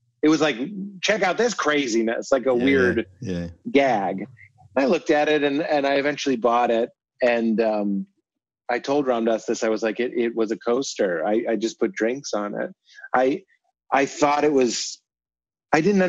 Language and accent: English; Boston, Massachusetts, United States; We're both from Boston.